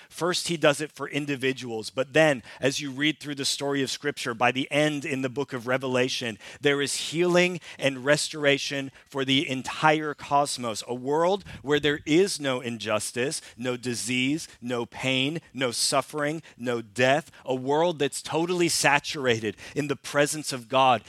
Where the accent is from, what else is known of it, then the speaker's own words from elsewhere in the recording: Canada; now in Sweden; I'm Canadian, and we lived in Canada for a number of years